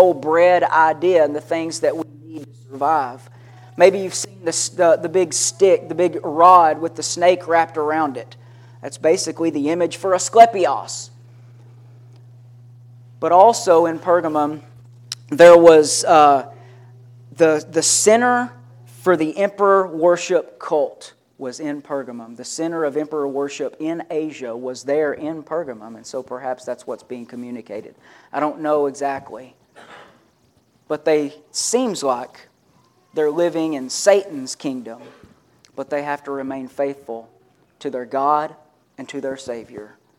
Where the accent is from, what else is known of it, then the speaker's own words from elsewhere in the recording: Kentucky, United States; my dad built the house I grew up in Kentucky